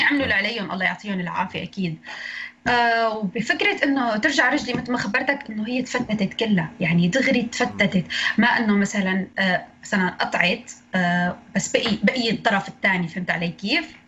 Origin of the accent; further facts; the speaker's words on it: Idlib, Idlib Governorate, Syria; من سوريا من ادلب